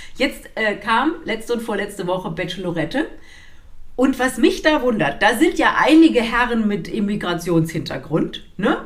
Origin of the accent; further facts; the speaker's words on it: Germany; moved away; ich bin ja am Rhein aufgewachsen